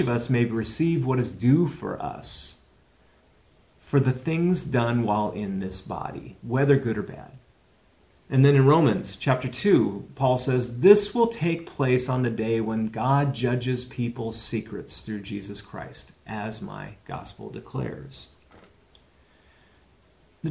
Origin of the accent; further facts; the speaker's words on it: Walla Walla, Washington, United States; growing up in Walla Walla in fourth grade